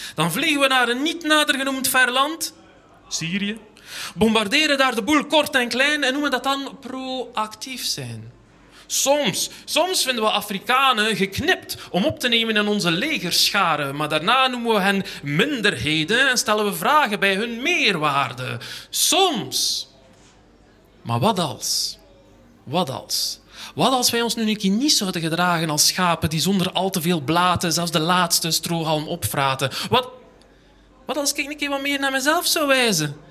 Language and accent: Dutch; Ghent, Flanders, Belgium; ik kom uit Gent aan de haven